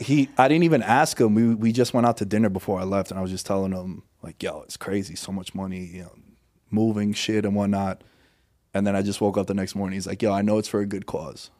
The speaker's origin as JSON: {"language": "English", "town": "New York City", "region": "New York", "country": "United States", "tie": "born or raised there", "moved": "as an adult", "lives_now": "Las Vegas, United States", "said": "I'm from Queens originally"}